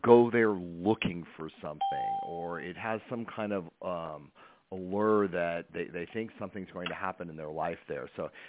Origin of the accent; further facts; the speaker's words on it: United States; also born or lived in Palm Springs / Sedona; now in Las Vegas, United States; And I'm from Lake Tahoe, and I ended up going back to Lake Tahoe to my family.